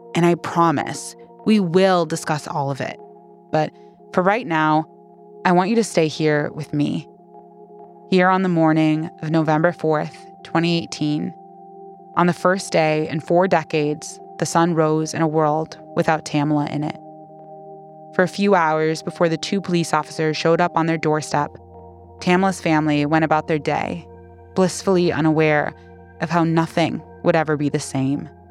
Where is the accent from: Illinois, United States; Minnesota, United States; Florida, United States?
Minnesota, United States; I've spent most of my life in Minnesota